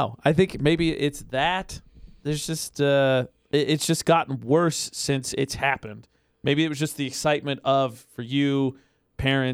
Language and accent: English; Indiana, United States; moved away as an adult; my brother got married in Indiana. It's because my brother and my sister-in-law are both from my hometown